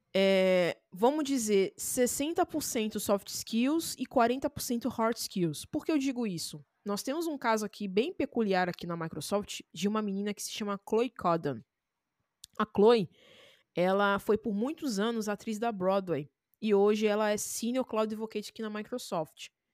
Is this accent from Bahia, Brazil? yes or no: no; Rio de Janeiro, Brazil; Eu sou do Rio